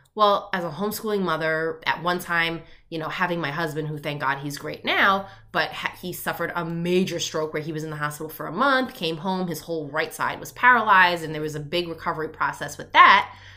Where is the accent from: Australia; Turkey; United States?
United States; Long Island, New York; I grew up in Long Island, New York.